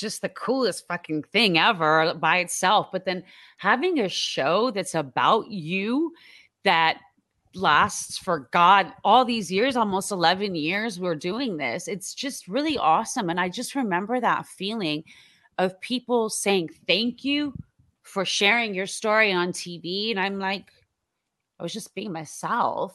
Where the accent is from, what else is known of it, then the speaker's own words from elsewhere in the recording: Iran; moved away; I'm from Iran